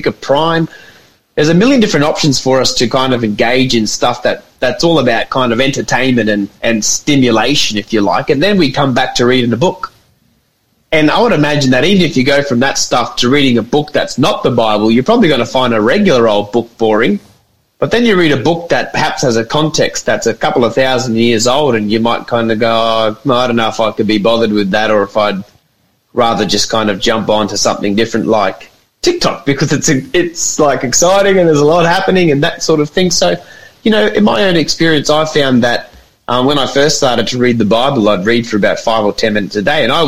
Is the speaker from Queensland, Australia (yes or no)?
yes; Atherton Tablelands, North Queensland, Australia; I grew up in the Atherton Tablelands